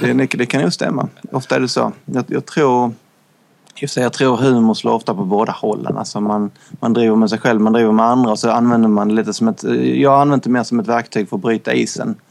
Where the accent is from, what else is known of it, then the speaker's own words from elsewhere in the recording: northwestern Skåne, Sweden; Vi bodde i en lite, väldigt liten kustby i nordvästra Skåne. Det var typ fyra hus som jag minns det, när man var liten